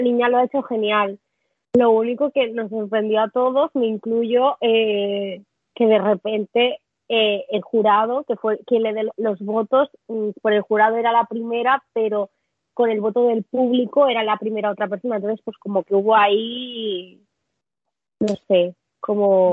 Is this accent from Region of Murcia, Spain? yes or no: no; Catalonia, Spain; Yo como catalana